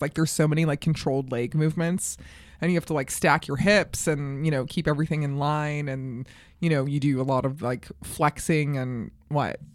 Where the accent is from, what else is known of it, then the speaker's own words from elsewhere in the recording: Colorado, United States; also born or lived in New York; now in Los Angeles, United States; I grew up in Colorado